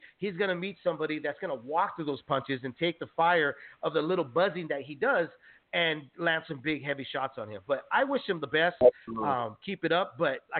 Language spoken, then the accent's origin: English; San Jose, California, United States; Salinas is so close to where I was born and raised from, San Jose, yeah, California